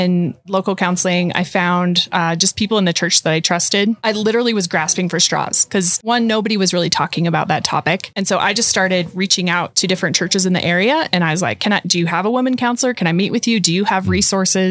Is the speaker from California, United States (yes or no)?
no; Montana, United States; I grew up in Montana.